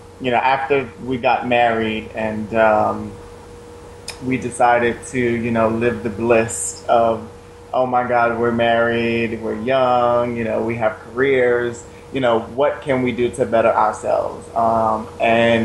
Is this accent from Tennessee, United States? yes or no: no; New York City, New York, United States; born and raised in the Bronx, Puerto Rican Italian